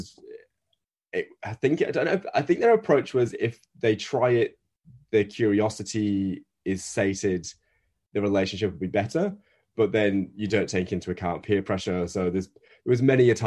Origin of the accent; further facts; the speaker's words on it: Northern Britain, the north of England, United Kingdom; accent: Northern British; now in Australia; as you can tell by my accent, I'm Northern British.